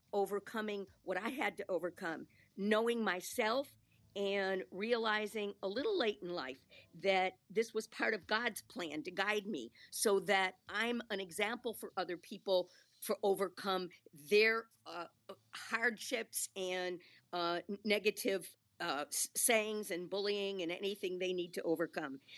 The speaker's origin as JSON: {"language": "English", "town": "Milwaukee", "region": "Wisconsin", "country": "United States", "tie": "born or raised there", "said": "I grew up in Milwaukee"}